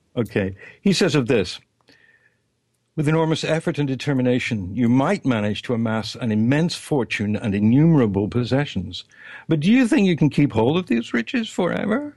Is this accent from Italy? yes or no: no; England, United Kingdom; When I was growing up in England